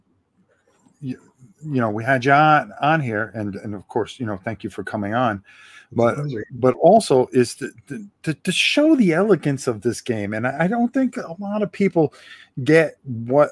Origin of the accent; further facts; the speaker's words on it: Connecticut, United States; now in Florida, United States; I grew up in Connecticut